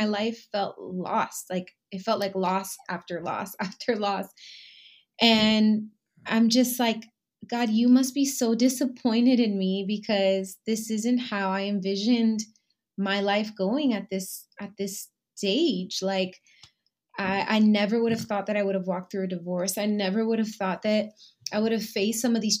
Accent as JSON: {"language": "English", "country": "Puerto Rico", "said": "I am Boricua Puertorriqueña, so I'm from Puerto Rico"}